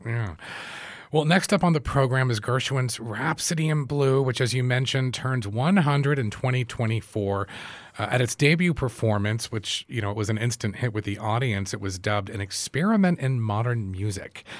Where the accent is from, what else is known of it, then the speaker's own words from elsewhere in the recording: United States; growing up in the U S